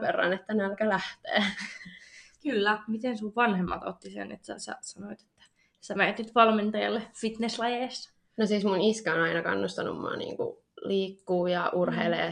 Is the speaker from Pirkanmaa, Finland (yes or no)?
yes; Tampere, Pirkanmaa, Finland; also born or lived in Nokia; mä oon ollut aina tästä Tampereelta, Pirkanmaalta.